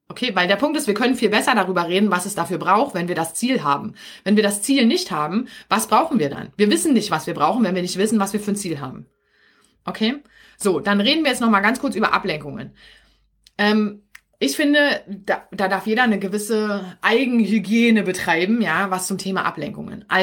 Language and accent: German; Berlin, Germany; accent: Berlin dialect; now in Brandenburg, Germany; Also ich bin ja hier in Brandenburg, ja. Ich liebe meinen Berliner Dialekt.